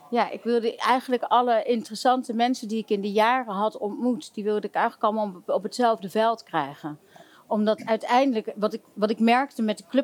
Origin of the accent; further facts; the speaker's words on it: Limburg, Netherlands; Ik, woonde in, ik kom uit Limburg.